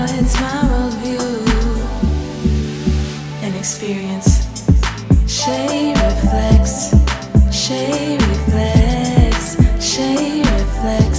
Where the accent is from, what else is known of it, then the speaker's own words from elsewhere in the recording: Ontario, Canada; I'm hailing from Ontario, Canada, with roots from Jamaica, West Africa, and India